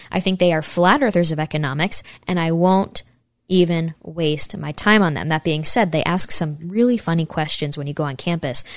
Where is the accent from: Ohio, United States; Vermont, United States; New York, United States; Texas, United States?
New York, United States; Saratoga Springs; right near my hometown in Saratoga, New York